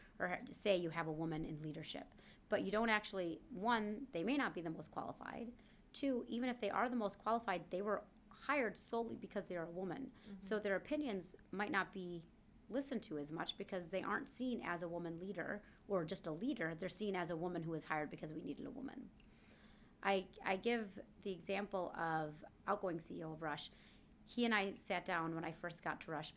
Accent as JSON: {"language": "English", "town": "Kalamazoo", "region": "Michigan", "country": "United States", "moved": "yes", "said": "I came from Kalamazoo, Michigan."}